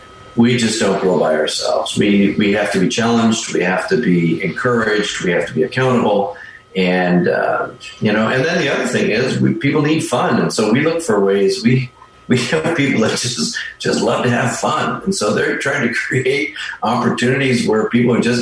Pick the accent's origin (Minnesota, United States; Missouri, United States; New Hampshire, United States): Minnesota, United States; moved away as an adult; also born or lived in Western Nebraska / Bay Area, California; now in Vallejo, United States; we're originally from Minnesota